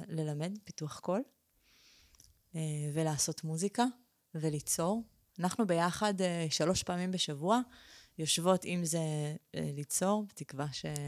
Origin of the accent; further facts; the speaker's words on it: Israel; אני נולדתי בארץ